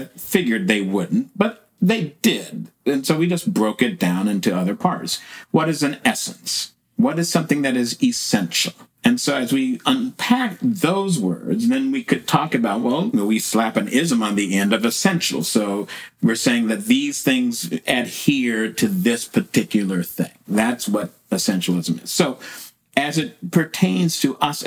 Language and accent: English; West Coast, United States; I grew up on the West Coast